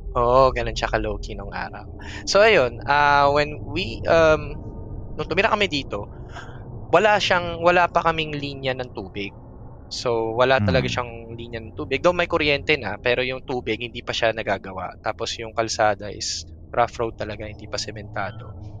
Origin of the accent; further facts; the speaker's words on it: Antipolo, Calabarzon, Philippines; I'm actually from Antipolo City. Uh, well, dati mm-hmm. siyang Rizal, Antipolo Rizal, but you know, city na siya